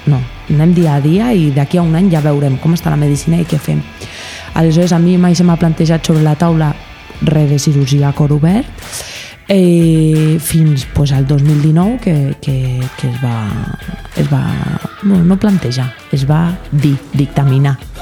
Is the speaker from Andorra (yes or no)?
yes; Andorra; I jo sóc andorrana